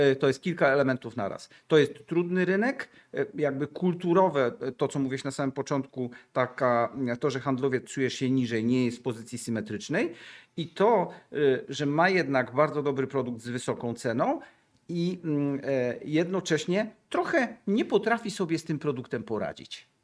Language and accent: Polish; Gdańsk, Pomeranian Voivodeship, Poland; jestem z Gdańska